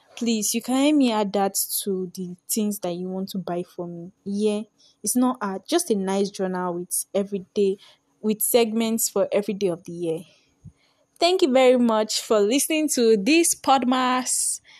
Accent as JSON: {"language": "English", "country": "Nigeria", "said": "I'm a Nigerian girl"}